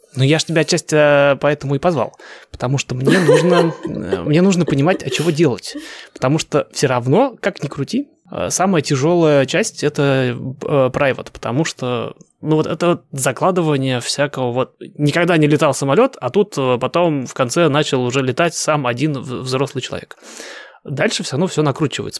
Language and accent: Russian; Russia; moved away as an adult; now in United States